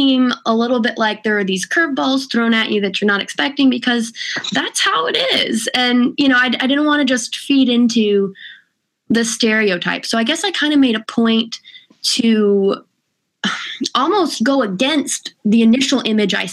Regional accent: California, United States; I'm from California

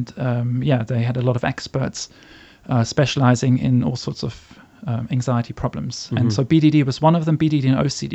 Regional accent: Frankfurt, Hesse, Germany; moved away as an adult; also born or lived in Kiel, Germany / London, United Kingdom; now in Singapore; I'm from Germany originally, from Frankfurt

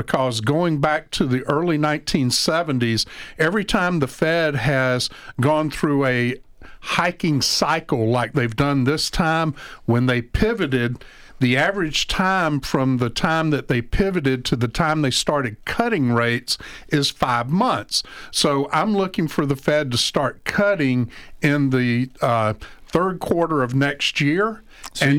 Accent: McRae, Georgia, United States; I am a Georgia native, by the way. I grew up in Macrae, Georgia

